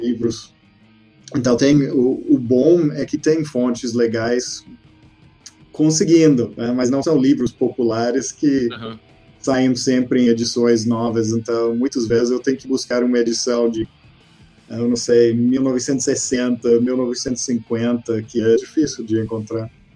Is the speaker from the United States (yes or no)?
yes; Texas, United States; Portuguese is a second language; moved away as an adult; also born or lived in Porto Alegre, Brazil; now in Brazil; nasci no Texas. Eu, eu, morei lá, me formei, estudei na, até na faculdade.